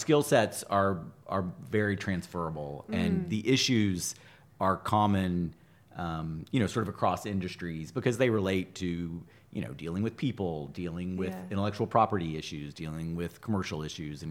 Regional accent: Austin, Texas, United States; moved away; I'm from Austin

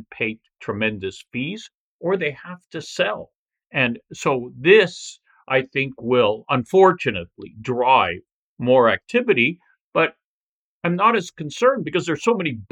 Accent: Toronto, Ontario, Canada; I was born in Toronto, raised here, and you know, very proud to be from this city

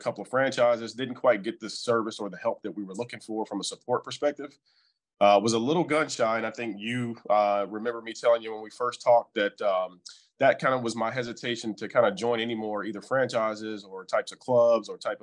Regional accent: Charlotte, North Carolina, United States; moved away as an adult; now in Tampa, United States; We're originally from Charlotte, North Carolina

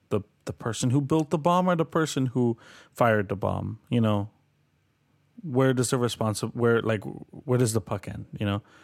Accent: Colombia; now in Canada; I'm from Colombia

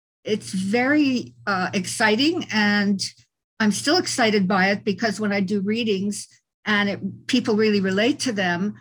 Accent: Montreal, Quebec, Canada; moved away; also born or lived in California; I was born in Montreal in Canada. I'm Canadian.

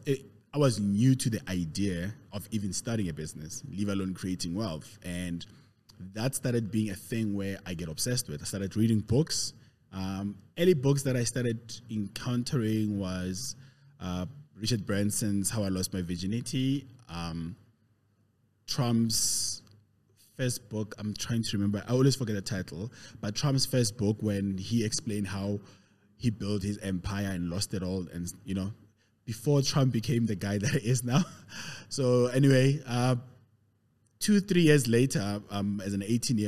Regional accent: Pretoria, Gauteng, South Africa; also born or lived in Katlehong, East Rand / Soweto; I was born 40 odd years ago in the East Rand, Katlehong. I know everybody else figures I'm from Pretoria. I grew up in Pretoria though, lived in Soweto. So basically I'm a proper Gauteng guy, born and bred in Gauteng

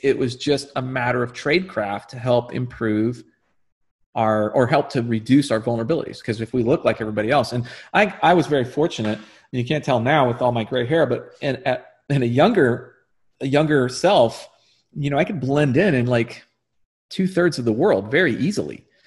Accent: United States; as an American

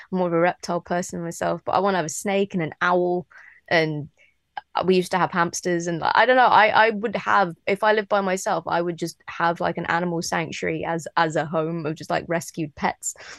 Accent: London, United Kingdom; I grew up in London, like around a lot of cats in the flats

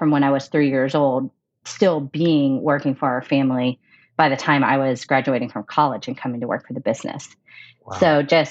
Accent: Houston, Texas, United States; now in Denver, United States; I am originally from Houston, but I'm currently living in Denver

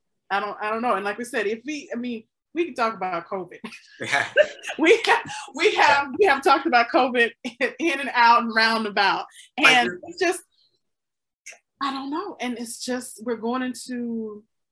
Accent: Mississippi, United States; now in Chicago, United States; I was born and raised in Mississippi.

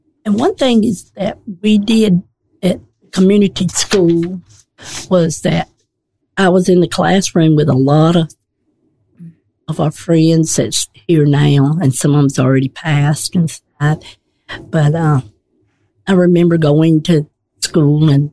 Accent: Poarch Switch, Alabama, United States; I was raised in Poarch Switch. And I lived there until I got married in 1972.

